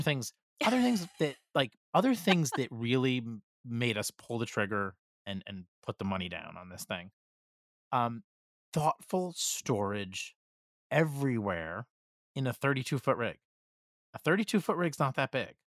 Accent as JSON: {"language": "English", "region": "East Coast", "country": "United States", "said": "we're from the East Coast"}